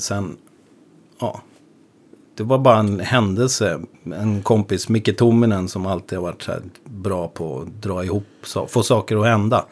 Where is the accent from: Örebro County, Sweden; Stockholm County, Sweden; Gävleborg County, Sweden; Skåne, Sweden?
Stockholm County, Sweden; Upplands Väsby; jag kommer från Väsby